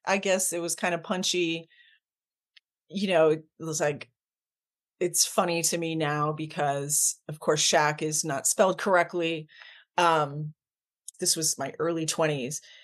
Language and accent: English; Ontario, Canada; now in United States; my origins, I was born in Canada. I'm, I'm Canadian by birth